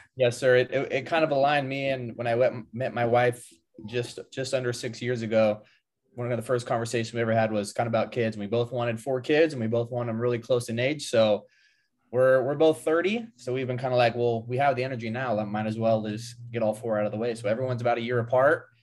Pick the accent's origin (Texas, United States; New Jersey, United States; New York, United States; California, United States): California, United States; just above Sacramento, Northern; I grew up in Northern California, uh, just above Sacramento